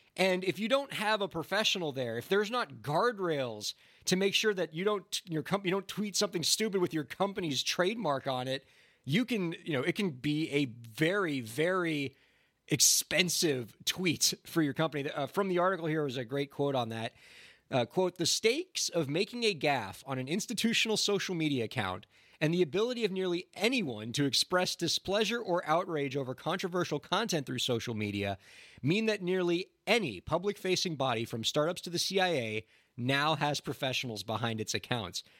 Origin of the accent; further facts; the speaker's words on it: Miami, Florida, United States; moved away; we're from Miami, Florida originally